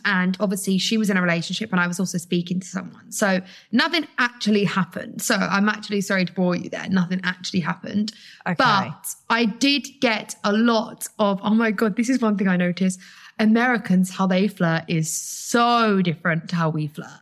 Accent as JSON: {"language": "English", "country": "United Kingdom", "said": "as a British girl"}